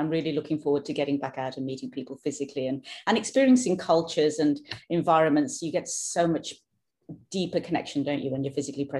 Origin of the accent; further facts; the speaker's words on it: United Kingdom; accent: British; now in Norway; you'll hear my accent is British, born and brought up in the UK, now living in Norway, have done for the last 15 years.